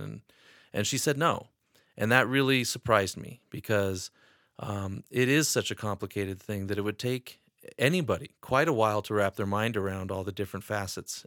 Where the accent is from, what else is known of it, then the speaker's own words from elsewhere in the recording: Wyoming, United States; also born or lived in Atlanta, Georgia / Sheridan, Wyoming; I was born and raised in Wyoming